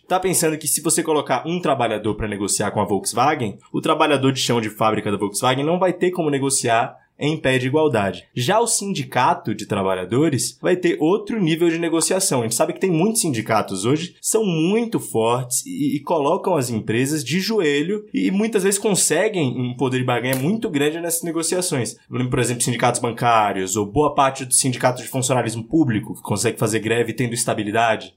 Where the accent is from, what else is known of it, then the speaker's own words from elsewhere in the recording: Salvador, Bahia, Brazil; now in São Paulo, Brazil; Eu sou de Salvador, moro em São Paulo.